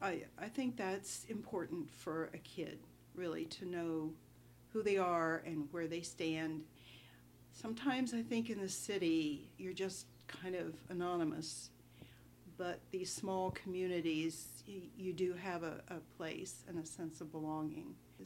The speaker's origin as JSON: {"language": "English", "region": "Appalachia", "country": "United States", "tie": "born or raised there", "said": "Here, I have, you know, some of my best friends I started out in first grade"}